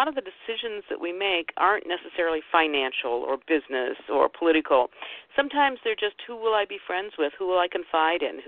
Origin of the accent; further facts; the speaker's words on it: Ohio, United States; I grew up in Ohio